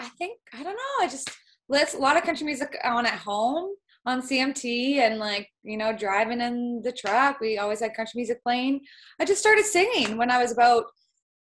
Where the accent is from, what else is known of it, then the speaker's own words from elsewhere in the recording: Kaslo, the Kootenays, British Columbia, Canada; also born or lived in Grand Forks, British Columbia; I grew up, was born in Grand Forks, BC, small town. Grew up in Kaskar, kind of the Kootenays is what our region is called.